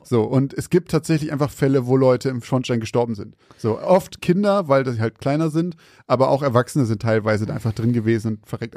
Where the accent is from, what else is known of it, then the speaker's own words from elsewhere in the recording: Zeven, Lower Saxony, Germany; moved away; in Zeven, da wo ich herkomme